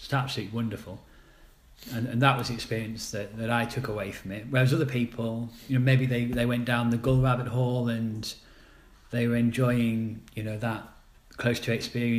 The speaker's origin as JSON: {"language": "English", "town": "Sheffield", "region": "Yorkshire and the Humber", "country": "United Kingdom", "said": "I came from Sheffield."}